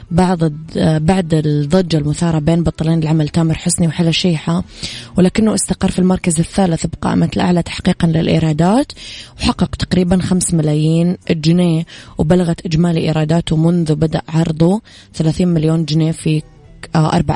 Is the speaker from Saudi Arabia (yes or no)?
yes; Najran, Najran Province, Saudi Arabia; العيد المقبل إن شاء الله نبيك تعيدين عندنا بنجران عشان يصير العيد عيدين